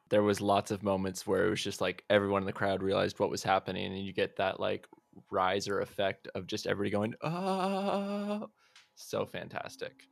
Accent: Olympia, Washington, United States; I'm actually from Olympia.

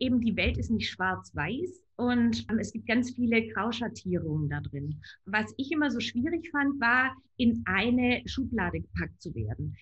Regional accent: rural Baden-Württemberg, Germany; Ich bin werte konservativ auf dem Land in Baden-Württemberg aufgewachsen

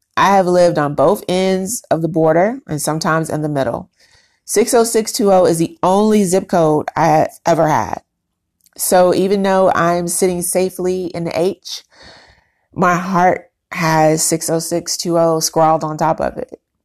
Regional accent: Chicago, Illinois, United States; now in Houston, United States; my hometown, which is Chicago, and my current town, my home, Houston, Texas

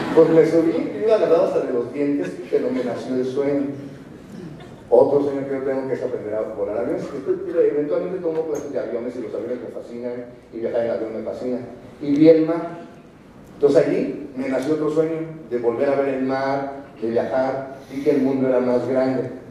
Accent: Morelia, Michoacán, Mexico; moved away as an adult; now in Mexico City, Mexico; Yo soy de Morelia, vivo en la Ciudad de México desde hace 26, 27

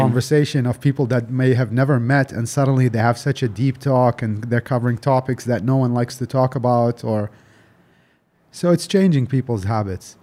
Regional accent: Delhi, India; also born or lived in Dubai; I grew up in Delhi

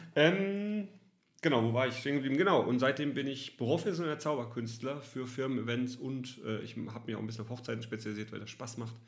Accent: Southern Germany, Germany; moved away as an adult; now in Cologne, Germany; Ich komme tatsächlich aus Süddeutschland, bin nach Köln gezogen, bin überzeugter Kölner.

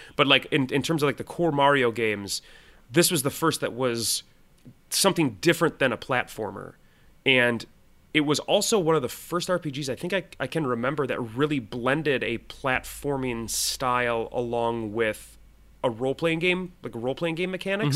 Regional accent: Minnesota, United States; I'm from Minnesota.

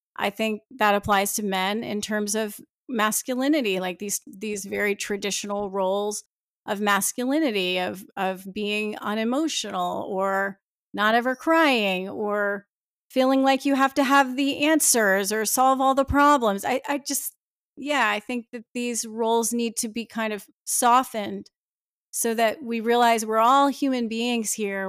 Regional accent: New Jersey, United States; I was born in New Jersey.

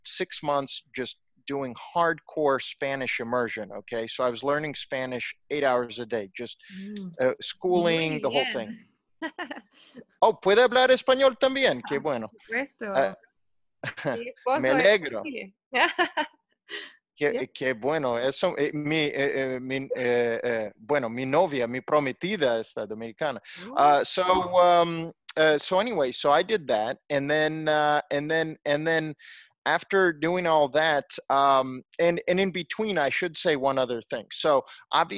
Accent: Ukraine; moved away; also born or lived in Silicon Valley / Los Angeles; I was born in Ukraine and, you know, speak English and Russian

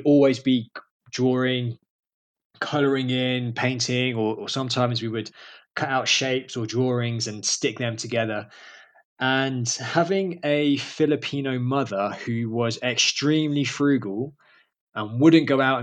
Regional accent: London, United Kingdom; I am originally from London. I was born and raised there in a borough called Camden

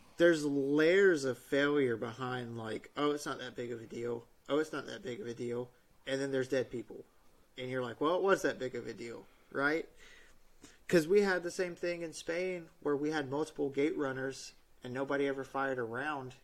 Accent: United States; I'm an American who signed up to serve the Navy

